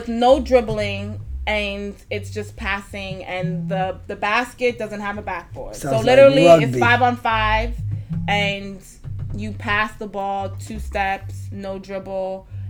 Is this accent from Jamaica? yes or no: yes; Jamaica; Yes, I'm Jamaican.